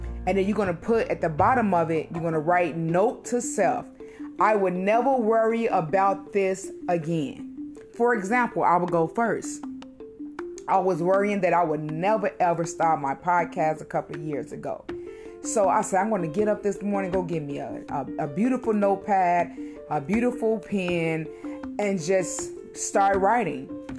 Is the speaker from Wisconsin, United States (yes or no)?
no; Utah, United States; I'm from Utah.